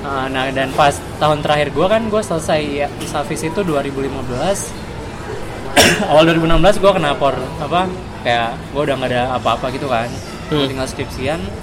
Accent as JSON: {"language": "Indonesian", "town": "Bandung", "region": "West Java", "country": "Indonesia", "tie": "born or raised there", "said": "Gua S M A-nya di Bandung"}